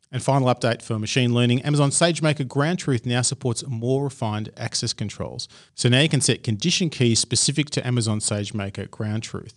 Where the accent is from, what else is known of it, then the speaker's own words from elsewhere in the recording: Australia; accent: Australian; my crazy Australian accent